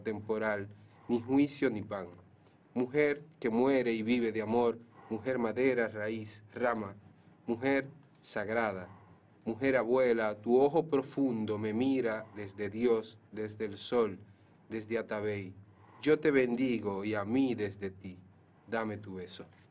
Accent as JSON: {"language": "Spanish", "town": "Cutupú", "region": "La Vega", "country": "Dominican Republic", "said": "Yo soy de Cutupú"}